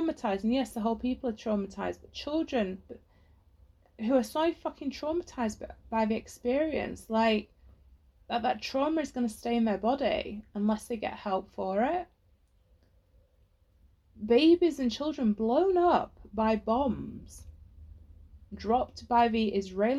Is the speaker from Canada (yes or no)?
no; England, United Kingdom; you're growing up in England